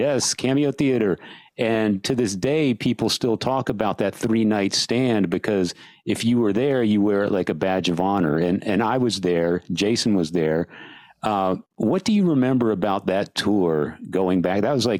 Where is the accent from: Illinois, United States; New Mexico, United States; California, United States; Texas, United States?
Texas, United States; San Antonio; I grew up in San Antonio